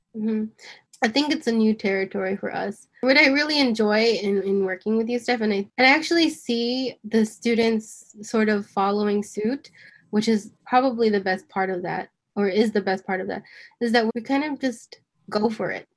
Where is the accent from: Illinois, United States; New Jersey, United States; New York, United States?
New York, United States; I'm born and raised in New York